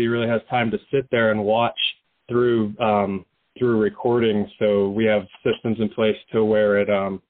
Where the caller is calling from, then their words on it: Phoenix, Arizona, United States; I'm calling from my office, Surveillance Secure Phoenix.